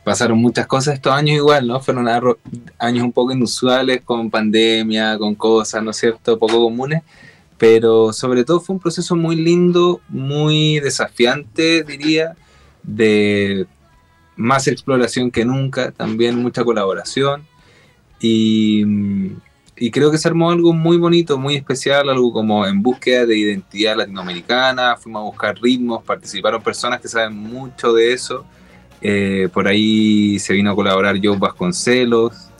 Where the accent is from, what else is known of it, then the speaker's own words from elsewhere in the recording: Chile; moved away as an adult; also born or lived in Spain; siendo chileno